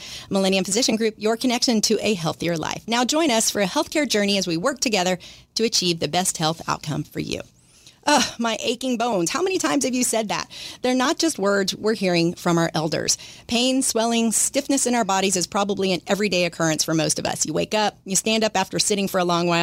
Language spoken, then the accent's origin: English; Dallas, Texas, United States; I grew up in Dallas